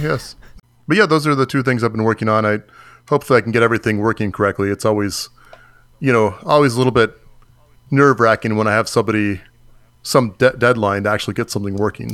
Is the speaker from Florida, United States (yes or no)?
yes; Florida, United States; I'm from Florida